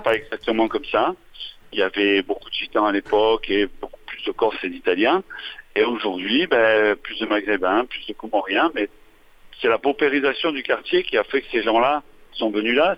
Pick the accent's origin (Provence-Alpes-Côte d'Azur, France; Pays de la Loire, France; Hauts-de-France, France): Provence-Alpes-Côte d'Azur, France; Marseille; je sois d'ici, moi tout simplement, je suis, de Marseille